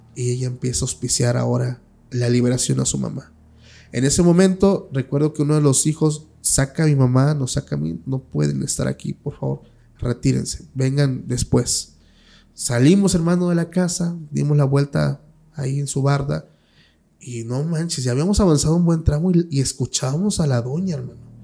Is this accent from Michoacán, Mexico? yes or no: no; Oaxaca, Mexico; yo soy de Oaxaca